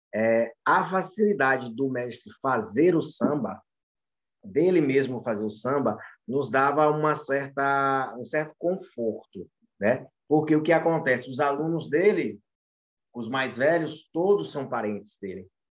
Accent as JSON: {"language": "Portuguese", "town": "Muritiba", "region": "Bahia", "country": "Brazil", "tie": "born or raised there", "said": "eu passei minha adolescência inteira crescendo ali em Muritiba, que é perto de Santo Amaro, Cachoeira e São Félix."}